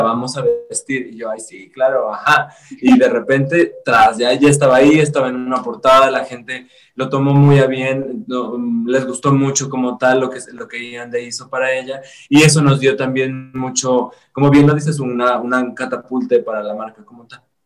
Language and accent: Spanish; Zacatecas, Mexico; yo soy de Zacatecas